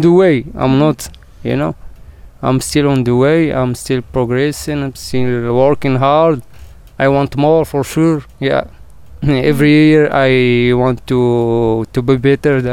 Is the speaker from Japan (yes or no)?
no; Marrakesh, Marrakesh-Safi, Morocco; English is a second language; I'm from Marrakesh, exactly from the heart of Marrakesh, the old city, old Medina. Yeah, I born in a simple family